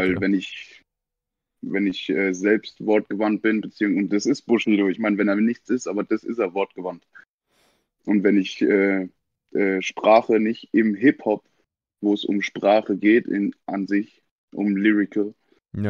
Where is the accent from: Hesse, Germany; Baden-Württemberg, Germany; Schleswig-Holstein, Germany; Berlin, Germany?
Baden-Württemberg, Germany; Mannheim; Ich bin in the surgery geboren in Mannheim